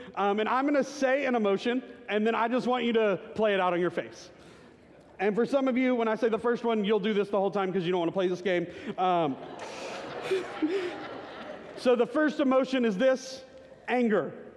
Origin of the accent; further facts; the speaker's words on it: Garland, Texas, United States; a small Baptist church in Garland, Texas that I grew up